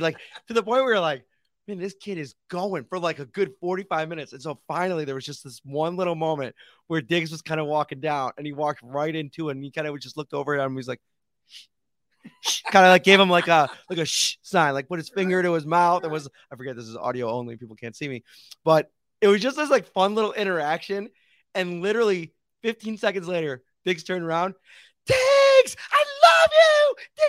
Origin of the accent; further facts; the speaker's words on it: Buffalo, New York, United States; being football fans growing up in Buffalo